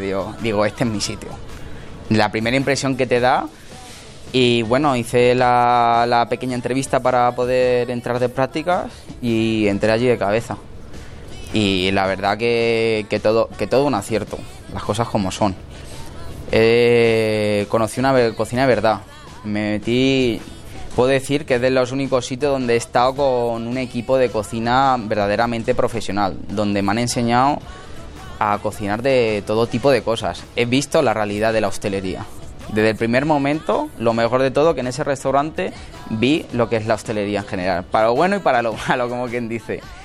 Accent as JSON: {"language": "Spanish", "town": "Villanueva de los Infantes", "region": "Castilla-La Mancha", "country": "Spain", "tie": "born or raised there", "moved": "yes", "lives_now": "Madrid, Spain", "said": "me metí en un, en un restaurante en mi pueblo a trabajar gratis"}